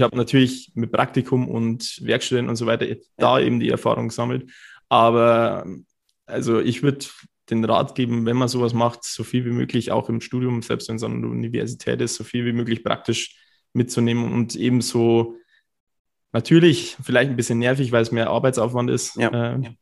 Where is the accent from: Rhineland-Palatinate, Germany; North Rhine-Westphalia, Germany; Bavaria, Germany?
Bavaria, Germany; Cham; moved away as an adult; also born or lived in Bayreuth; Ich komme aus Kaam, das ist so zwei Stunden fast weg.